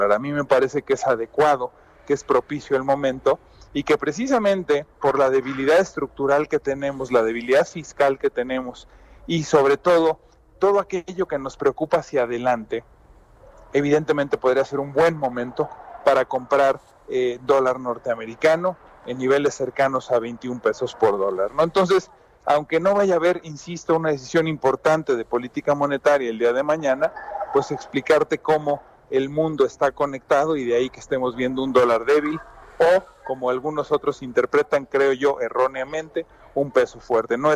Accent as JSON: {"language": "Spanish", "country": "Mexico", "said": "Y, más, yo soy mexicano y de a pie, ¿a mí eso qué, no?"}